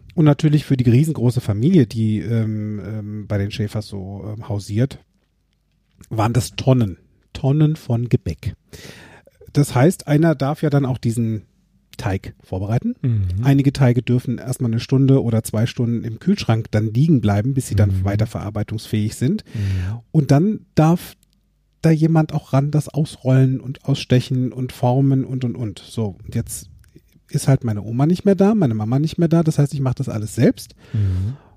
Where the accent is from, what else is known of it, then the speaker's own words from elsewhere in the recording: Limburg an der Lahn, Hesse, Germany; Tanzzentrum Josateur in Limburg, wo ich groß geworden bin